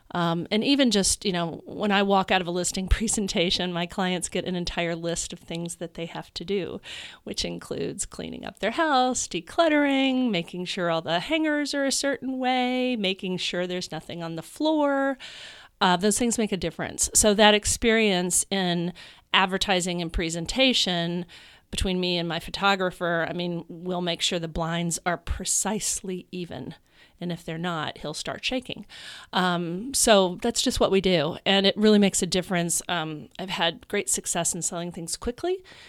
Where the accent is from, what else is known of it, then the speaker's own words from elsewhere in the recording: Louisville, Kentucky, United States; moved away as an adult; also born or lived in New York City; now in Chicago, United States; I'm from Louisville, Kentucky.